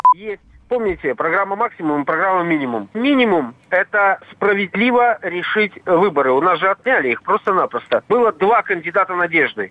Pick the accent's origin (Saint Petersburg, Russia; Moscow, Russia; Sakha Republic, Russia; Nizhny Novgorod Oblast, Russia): Saint Petersburg, Russia; now in Minsk, Belarus; Я уроженец Ленинграда